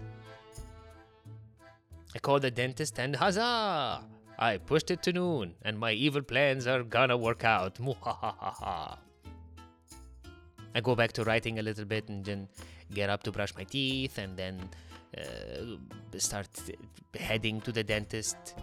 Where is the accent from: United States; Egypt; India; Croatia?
Egypt; moved away; I'm from Egypt, like the land of chatty drivers.